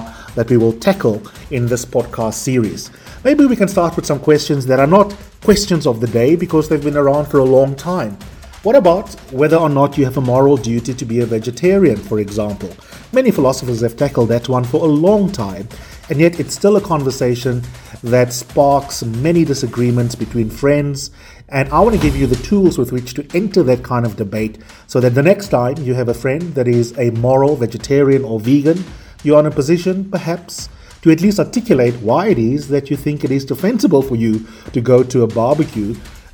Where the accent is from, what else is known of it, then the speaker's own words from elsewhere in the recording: South Africa; based in Johannesburg, South Africa, which is also my home country